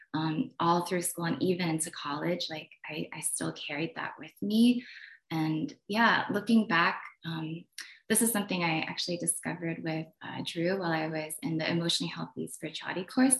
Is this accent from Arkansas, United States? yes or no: no; Poughkeepsie, New York, United States; also born or lived in New Jersey; when I was around nine, I moved from New Jersey to um, where I lived in a predominantly Korean town, where I felt really comfortable and just really confident in my own skin. And then I ended up moving to upstate New York and Poughkeepsie